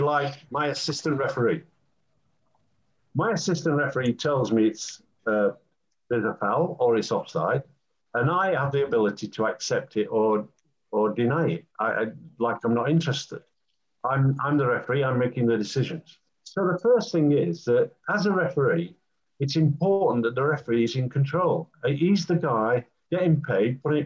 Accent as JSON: {"language": "English", "region": "England", "country": "United Kingdom", "said": "I'm an Englishman"}